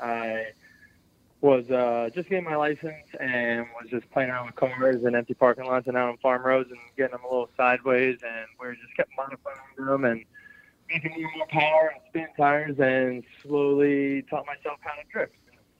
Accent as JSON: {"language": "English", "town": "Doylestown", "region": "Pennsylvania", "country": "United States", "said": "I'm from Doylestown, Pennsylvania."}